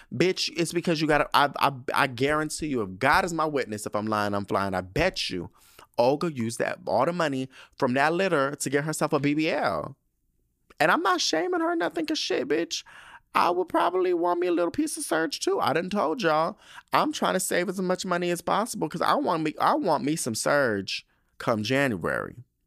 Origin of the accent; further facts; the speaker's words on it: United States; I'm from the United States.